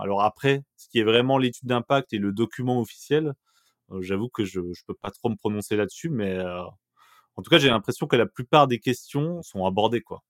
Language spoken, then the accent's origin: French; Bourgogne-Franche-Comté, France; moved away as an adult; j'ai grandi en Franche-Comté jusqu'à mes 20 ans